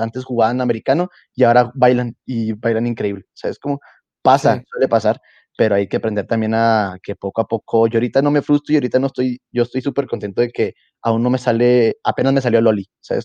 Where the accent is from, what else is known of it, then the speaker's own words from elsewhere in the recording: Mexico; ser yo el primer mexicano